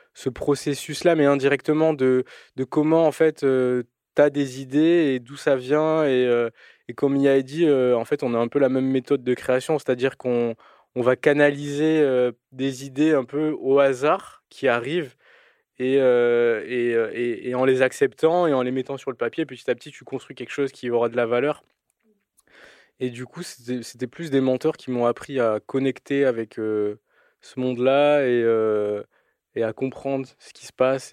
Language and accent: French; Toulouse, Occitania, France; also born or lived in Albi; j'ai grandi à Toulouse, enfin dans le sud de la France, principalement à Toulouse et après à Albi